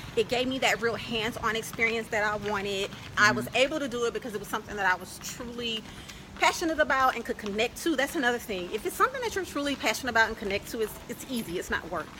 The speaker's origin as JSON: {"language": "English", "region": "Louisiana", "country": "United States", "also_born_or_lived": "Dallas, Texas / Northern California", "moved": "yes", "lives_now": "Chiang Mai, Thailand", "said": "I'm originally from Louisiana"}